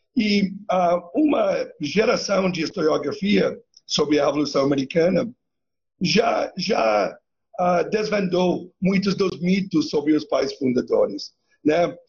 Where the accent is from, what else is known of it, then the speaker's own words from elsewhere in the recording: Canada; Eu sou canadense